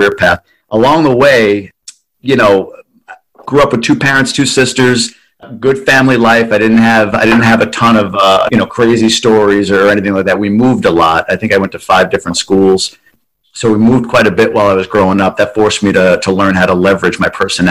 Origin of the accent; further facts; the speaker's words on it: Long Island, New York, United States; now in Ann Arbor, United States; So I was born and raised on Long Island.